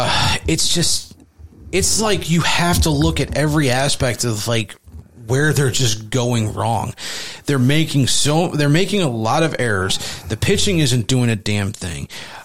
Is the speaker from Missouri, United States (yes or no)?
yes; Jefferson County, Missouri, United States; I'm from Jeffco